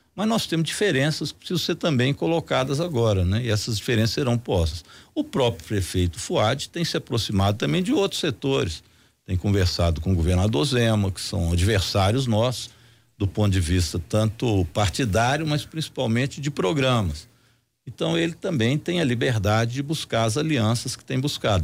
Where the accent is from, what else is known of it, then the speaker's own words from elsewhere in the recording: Belo Horizonte, Minas Gerais, Brazil; Eu, como sou nascido em Belo Horizonte, conheço aqui bem, fui vereador 10 anos